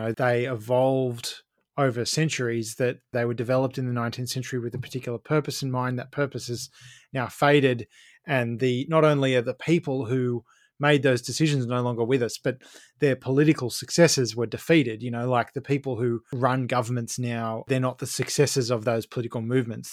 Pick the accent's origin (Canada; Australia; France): Australia; as an Australian